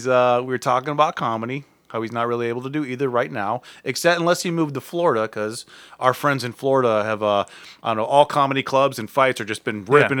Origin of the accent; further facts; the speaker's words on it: Ireland; Because I'm an Irish woman.